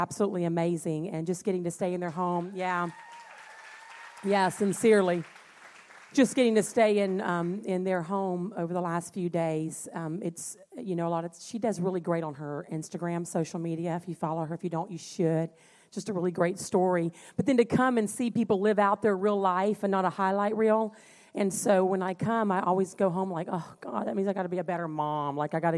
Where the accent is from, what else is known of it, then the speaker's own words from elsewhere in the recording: North Carolina, United States; also born or lived in Puerto Rico / Louisiana; now in Ohio, United States; And so I was born in Puerto Rico, lived there 5 years, moved to North Carolina, many years there, moved to Louisiana.